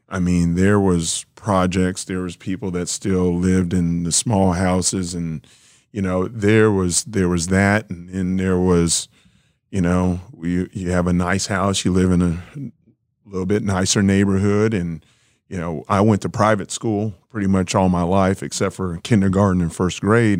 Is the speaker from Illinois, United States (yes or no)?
no; Kansas City, Missouri, United States; I was born in Kansas City, Missouri